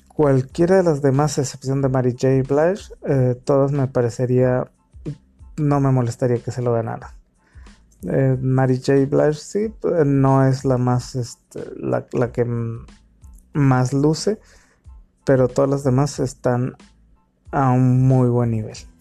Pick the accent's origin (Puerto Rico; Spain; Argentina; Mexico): Mexico; soy mexicano